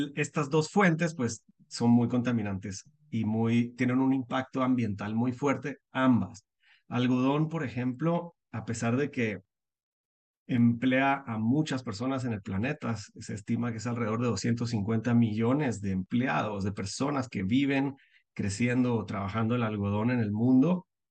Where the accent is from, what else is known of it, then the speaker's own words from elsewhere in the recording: Guatemala; moved away as an adult; also born or lived in United States; soy guatemalteco, nací en Guatemala, vivo en Guatemala